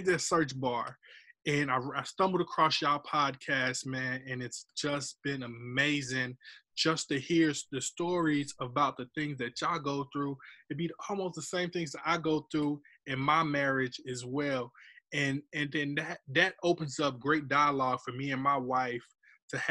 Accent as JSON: {"language": "English", "area": "Scotland County", "region": "North Carolina", "country": "United States", "said": "I am from Scotland County."}